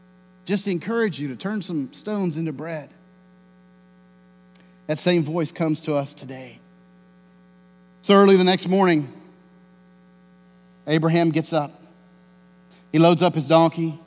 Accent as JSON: {"language": "English", "region": "Tornado Alley", "country": "United States", "tie": "born or raised there", "said": "I grew up in Tornado Alley"}